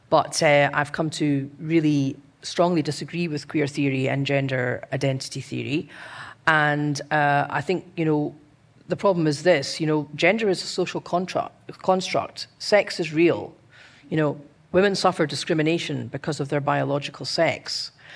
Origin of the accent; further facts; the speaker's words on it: Scotland, United Kingdom; a Scottish, eh, advocate